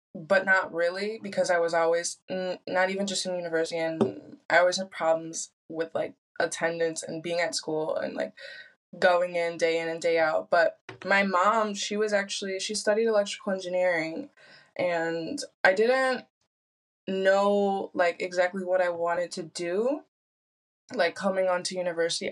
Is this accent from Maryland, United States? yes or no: no; Michigan, United States; moved away as an adult; also born or lived in Sweden; now in Spain; growing up in Michigan